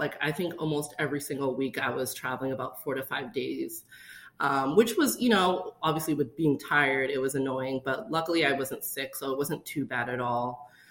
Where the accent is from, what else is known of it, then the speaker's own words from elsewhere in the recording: Boston, Massachusetts, United States; moved away; we're originally from Boston, Massachusetts